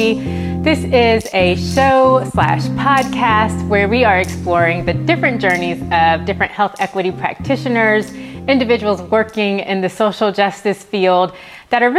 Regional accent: Atlanta, Georgia, United States; now in Charlotte, United States; I grew up in Northeast Atlanta in the suburbs

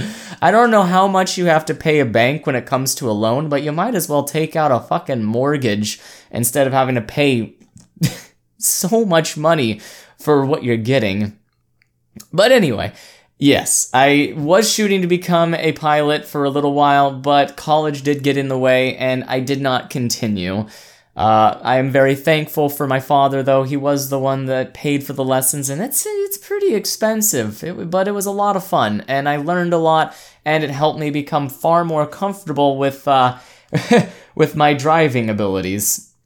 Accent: Oregon, United States; born there; I was born over in Oregon, right next to the ocean, so I kind of had it in my blood

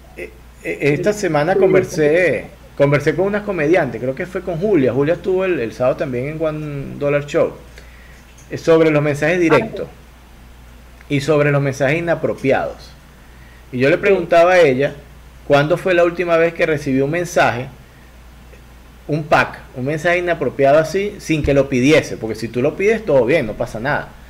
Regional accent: Venezuela; Yo vengo de una cultura muy novelera en Venezuela, de gente que consumía mucha novela

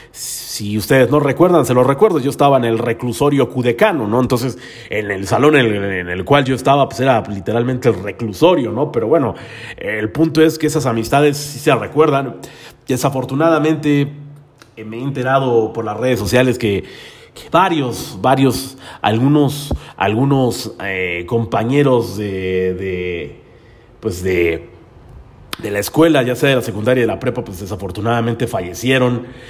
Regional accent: Tlalnepantla de Baz, State of Mexico, Mexico; yo soy del municipio de Tralepantra, todos mis rumbos son Tralepantra, Naucalpan, este, tal vez Azcapotzalco

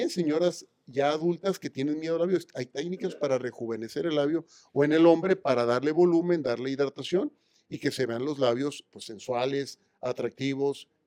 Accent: Mexicali, Baja California, Mexico; del norte, de la frontera. yo soy de Mexicali.

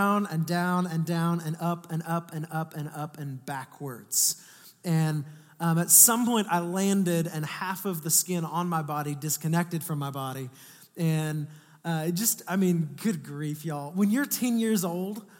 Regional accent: Atascocita, Texas, United States; I grew up in Northeast Houston

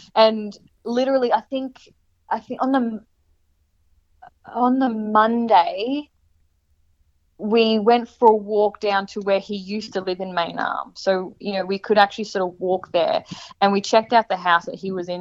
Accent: Brisbane, Queensland, Australia; moved away as an adult; also born or lived in Portland / Gold Coast; now in Mullumbimby, Australia; once i moved away from brisbane

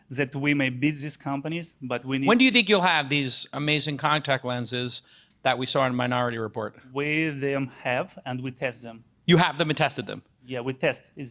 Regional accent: Belarus; I'm from Eastern Europe, from Belarus.

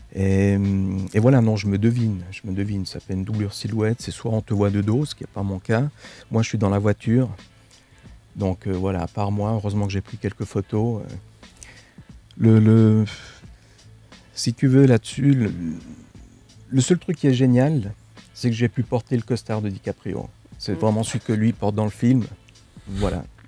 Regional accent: Switzerland; je suis d'origine italienne, mais j'ai vécu en Suisse, j'ai grandi en Suisse je vis en Suisse

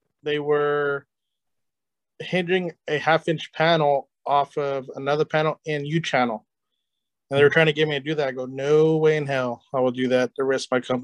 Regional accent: California, United States; I'm from California too

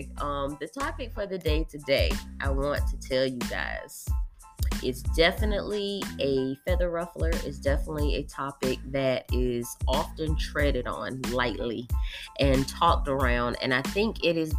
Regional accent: North Carolina, United States; moved away as an adult; now in Texas, United States; I'm from North Carolina. I moved from North Carolina about a year and a half ago.

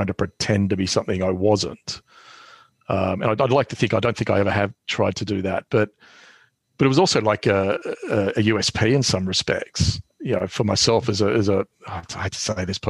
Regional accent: Australia; moved away as an adult; now in London, United Kingdom; being an Australian here. I mean, there are plenty of, well, less now than there used to be, but, you know, there are plenty of us up here.

